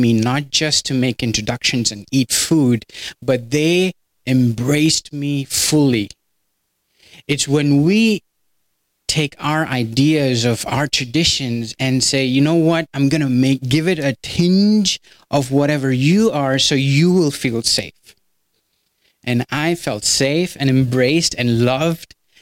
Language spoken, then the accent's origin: English; India; moved away as an adult; now in United States; I'm from India.